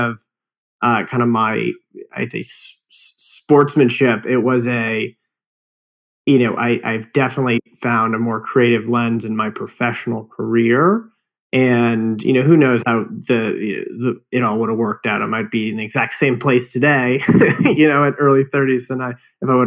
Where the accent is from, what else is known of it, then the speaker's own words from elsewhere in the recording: Phoenix, Arizona, United States; moved away; I grew up in Phoenix, Arizona.